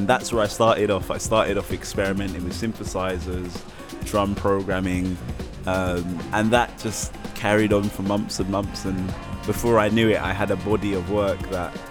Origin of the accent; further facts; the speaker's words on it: London, United Kingdom; I'm from London. I'm sat here in Paris